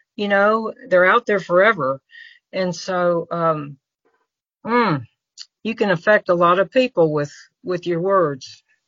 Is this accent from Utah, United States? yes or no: no; Memphis, Tennessee, United States; also born or lived in Florida; now in Mississippi, United States; was raised in Memphis and actually got the key to the city of Memphis